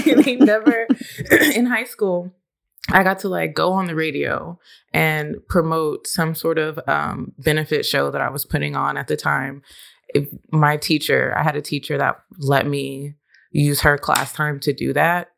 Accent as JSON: {"language": "English", "town": "Austin", "region": "Texas", "country": "United States", "tie": "born or raised there", "moved": "yes", "lives_now": "Nashville, United States", "said": "growing up in Austin"}